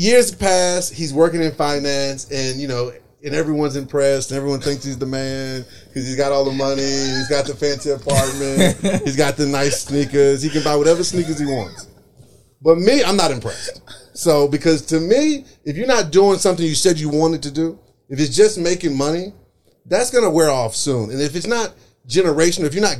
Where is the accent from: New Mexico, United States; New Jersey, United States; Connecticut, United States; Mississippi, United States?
Mississippi, United States; Columbus; moved away as an adult; also born or lived in New York; now in Detroit, United States; I'm originally from Mississippi, a small town called Columbus, Mississippi.